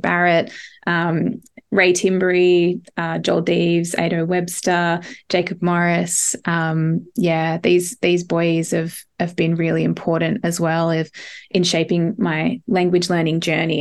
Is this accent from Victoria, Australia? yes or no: no; Ngarra country, New South Wales, Australia; moved away; also born or lived in Barrawal country; I grew up on Ngarra country and some of this collection was written on Ngarra. I currently live on Barrawal